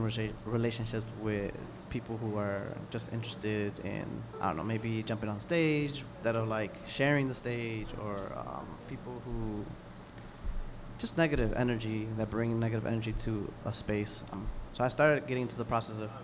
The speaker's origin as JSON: {"language": "English", "town": "Chicago", "region": "Illinois", "country": "United States", "tie": "born or raised there", "also_born_or_lived": "Pilsen, Chicago", "said": "I was born in Humboldt Park. I grew up like the beginning half of my life in Humboldt Park"}